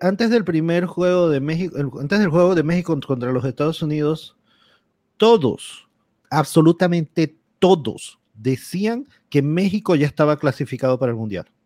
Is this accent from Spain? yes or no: no; Panama; yo como panameño